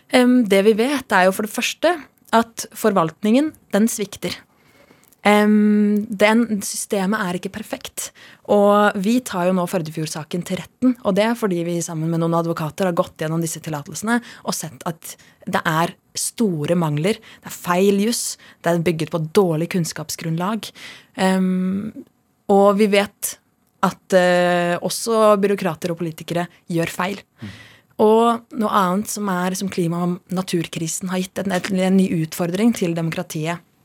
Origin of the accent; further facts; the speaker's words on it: Oslo, Norway; also born or lived in Madagascar; jeg er født på Sankthanshaugen i Norge